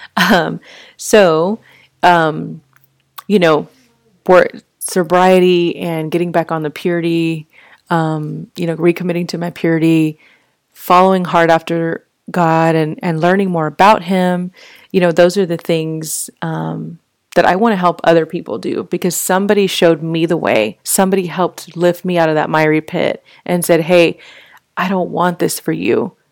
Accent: Fort Worth, Texas, United States; I grew up in Fort Worth

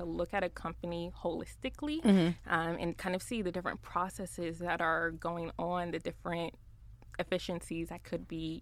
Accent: South Florida, United States; moved away as an adult; now in Dallas, United States; I'm from Florida. I'm from South Florida

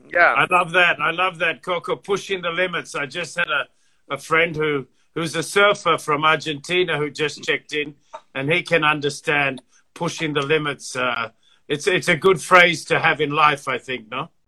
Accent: Fiji; moved away; I was born in the Fiji Islands, and uh, and I was brought up there

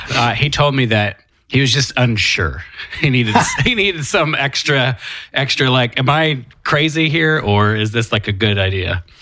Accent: Oklahoma City, Oklahoma, United States; I'm this guy from Oklahoma City

